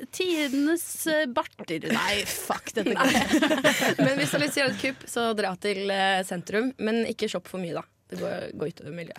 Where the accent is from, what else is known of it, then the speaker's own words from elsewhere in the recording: Trondheim, Trøndelag, Norway; jeg vokste opp i Byhaven.